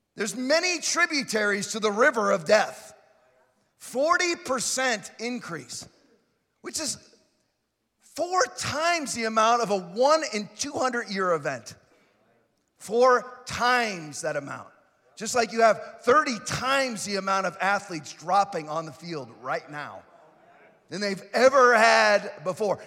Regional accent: Florida, United States; I'm from Florida. I say ain't, and I ain't changing that I say ain't.

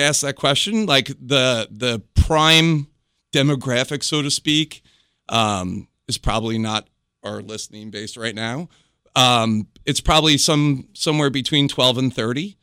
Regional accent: New York, United States; moved away as an adult; now in North Carolina, United States; I'm originally from New York

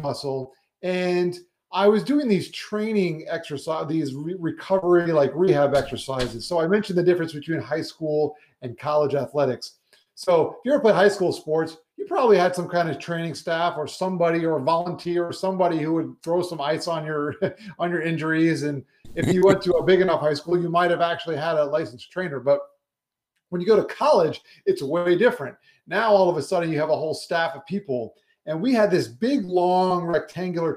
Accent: South Florida, United States; also born or lived in New York; I was born in New York, but I've lived in South Florida for most of my life.

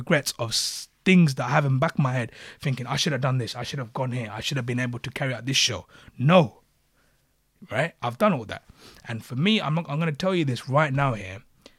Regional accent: Sri Lanka; born there; I was born in Sri Lanka, by the way.

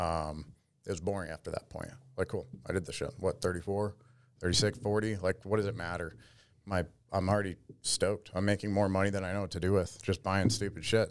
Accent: Las Vegas, Nevada, United States; moved away as an adult; also born or lived in Florida; born and raised in Vegas

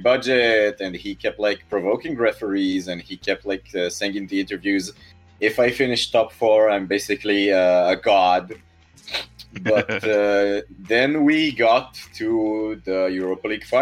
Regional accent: Israel; our national dish is falafel, and we stole falafel from Egypt. It doesn't originate from here.

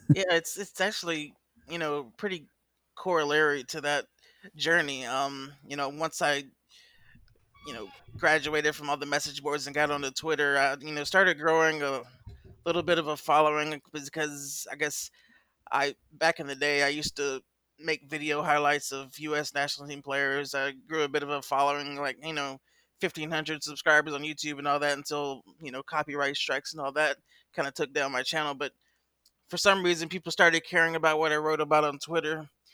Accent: Augusta, Georgia, United States; accent: Southern; also born or lived in Columbia, South Carolina; I was born and raised in Augusta, Georgia, where I live now

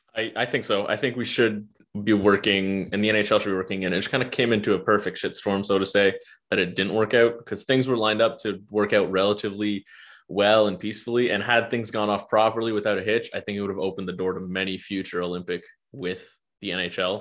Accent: Canada; as a Canadian hockey fan

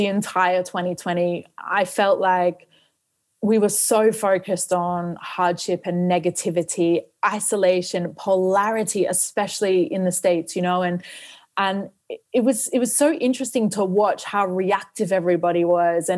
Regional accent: Australia; moved away; also born or lived in New Zealand; I grew up in Australia

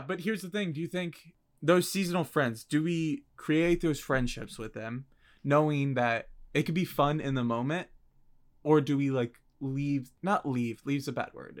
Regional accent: Virginia, United States; I'm from Virginia

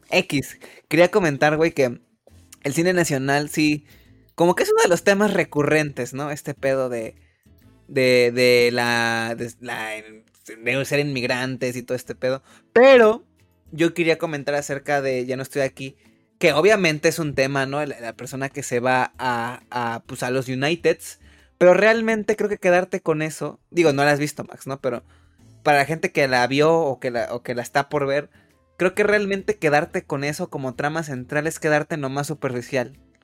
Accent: Mexico; como mexicanos

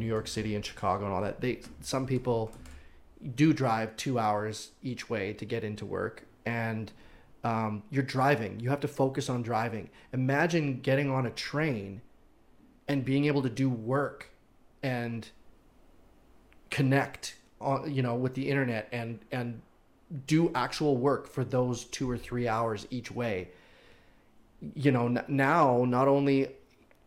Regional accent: Regina, Saskatchewan, Canada; now in Windsor, Canada; I was born and raised in Saskatchewan, in Regina

